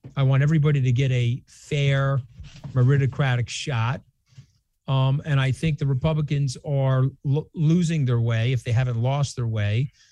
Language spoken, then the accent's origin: English; New York, United States; I am a New Yorker